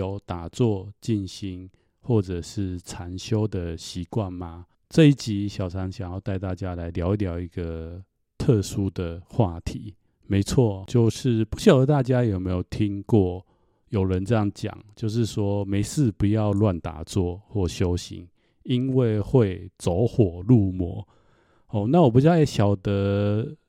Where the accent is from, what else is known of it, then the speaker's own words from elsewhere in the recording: Taiwan; 因为我虽然出家十几年，但其实我们在台湾长大，从小多少自己生长过程当中，多少都会从父母辈或者是祖父母辈，哦，听到这方面类似的说法。